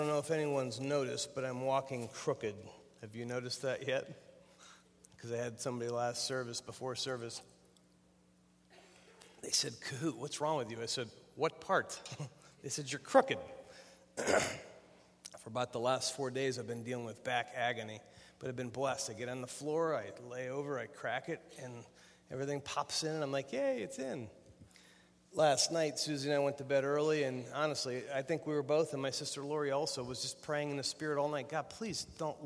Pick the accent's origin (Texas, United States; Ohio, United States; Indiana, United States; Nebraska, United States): Ohio, United States; Youngstown; I'm from Youngstown, Ohio